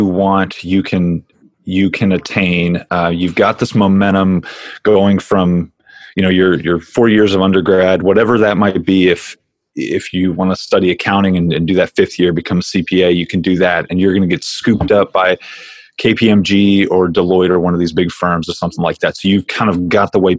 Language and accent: English; Tennessee, United States; moved away as an adult; also born or lived in Notre Dame, Indiana; now in California, United States; I came to Notre Dame after growing up in Tennessee. I lived out in a rural area